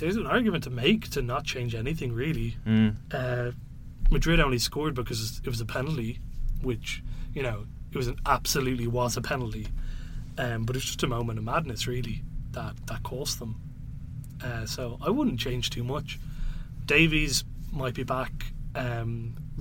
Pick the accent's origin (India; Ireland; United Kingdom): Ireland; I'm Irish